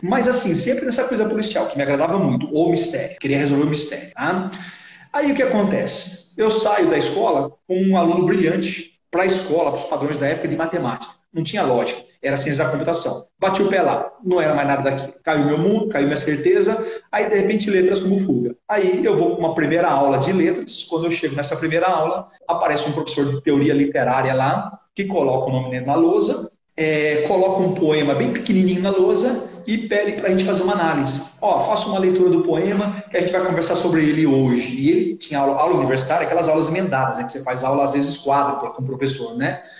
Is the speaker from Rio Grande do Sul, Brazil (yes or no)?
no; interior of São Paulo, Brazil; accent: interior paulista (caipira, retroflex r as in "porta"); also born or lived in Assis; eu sou paulistano de nascimento, fui criado no interior, daí o sotaque, o porta